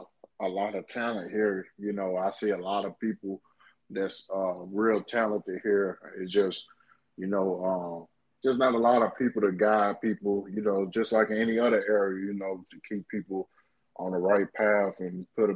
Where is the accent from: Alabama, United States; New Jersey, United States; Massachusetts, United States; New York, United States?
Alabama, United States; Birmingham; I'm from Birmingham, Alabama. Well, I know it's Birmingham's kind of a little bit more city, but it got a lot of hood parts there too